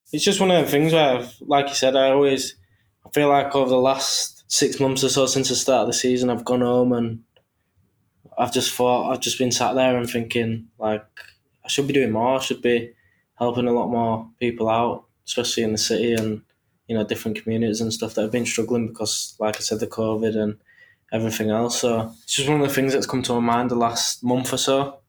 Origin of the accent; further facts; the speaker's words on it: Leeds, Yorkshire and the Humber, United Kingdom; I'm from Leeds